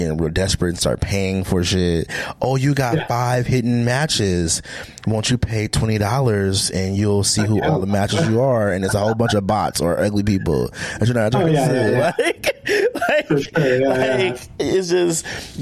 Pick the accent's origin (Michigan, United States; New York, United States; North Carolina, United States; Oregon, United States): Oregon, United States; Portland; I'm from Portland, Oregon.